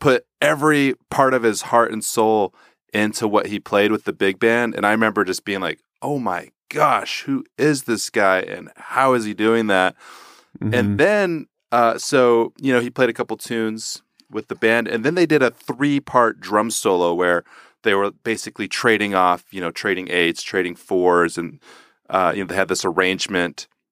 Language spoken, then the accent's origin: English; Houston, Texas, United States; moved away; I grew up in Houston, Texas, and my family's musical